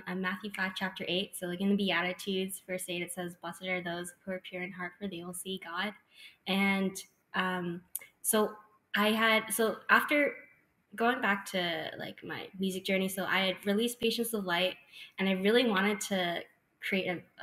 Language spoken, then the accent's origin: English; Mississauga, Ontario, Canada; I grew up in Mississauga